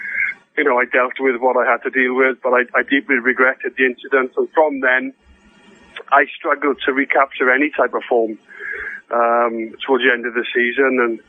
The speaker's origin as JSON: {"language": "English", "town": "Swansea", "region": "Wales", "country": "United Kingdom", "tie": "born or raised there", "moved": "yes", "said": "Swansea, I think it was, in the FA Cup, which was my hometown."}